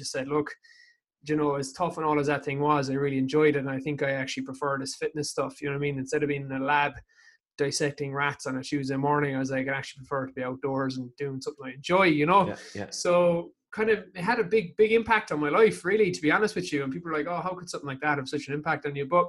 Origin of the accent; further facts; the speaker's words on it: Ireland; I am from Whiskerry. Grew up here, still live here for the meantime